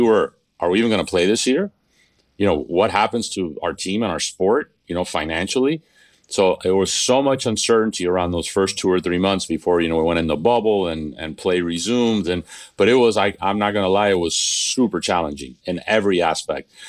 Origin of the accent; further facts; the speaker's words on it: Miami, Florida, United States; I was born in Miami